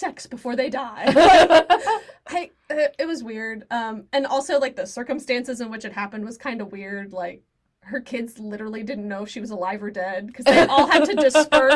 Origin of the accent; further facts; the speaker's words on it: Indiana, United States; I grew up in Indiana